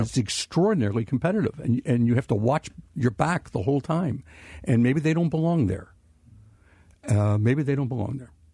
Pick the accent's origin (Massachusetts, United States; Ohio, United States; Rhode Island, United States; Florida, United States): Ohio, United States; Cincinnati; growing up in Cincinnati